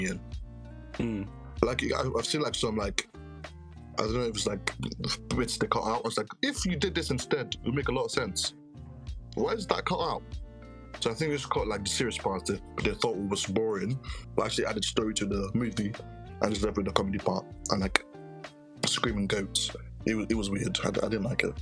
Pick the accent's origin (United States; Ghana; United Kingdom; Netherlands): Ghana; I'm Ghanaian